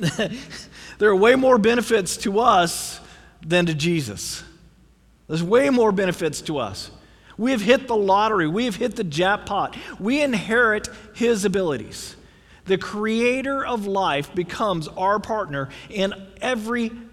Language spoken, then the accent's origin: English; United States; We as Americans